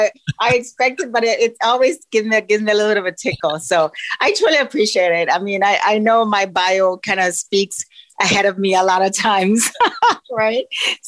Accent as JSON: {"language": "English", "town": "Toronto", "region": "Ontario", "country": "Canada", "tie": "born or raised there", "also_born_or_lived": "Jamaica", "said": "So I'm Jamaican born, Toronto bred, because most of my time has been here in Canada."}